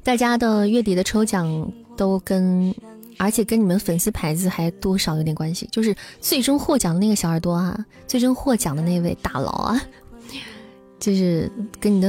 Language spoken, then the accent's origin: Chinese; Taiwan; 我们台湾人抽六点啊！